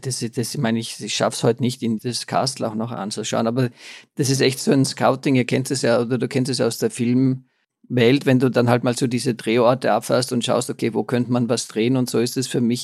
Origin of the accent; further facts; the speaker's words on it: Austria; bei uns in Österreich